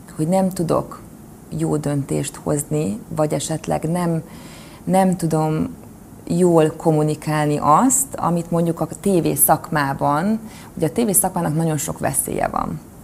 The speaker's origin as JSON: {"language": "Hungarian", "town": "Kecskemét", "region": "Bács-Kiskun", "country": "Hungary", "tie": "born or raised there", "said": "Kecskeméti lány vagyok egyébként, és én nagyon boldogan emlékszem vissza az én gyerekkori időszakomra"}